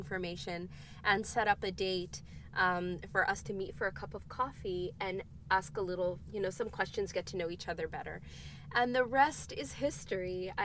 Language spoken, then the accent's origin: English; Canada; I was born and raised in Canada